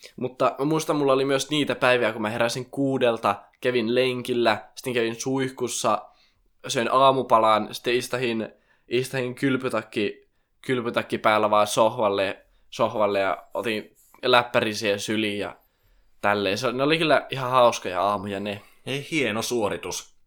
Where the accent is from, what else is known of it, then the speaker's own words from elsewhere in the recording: Raahe, North Ostrobothnia, Finland; moved away as an adult; now in Oulu, Finland; mä tuun Raahesta, tai itse asiassa Oulusta nykyään, tai alun perin Raahesta.